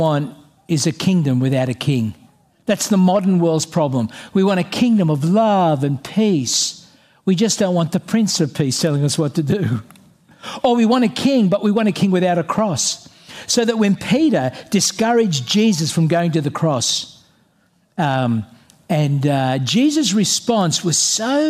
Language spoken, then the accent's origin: English; Australia; I'm an Australian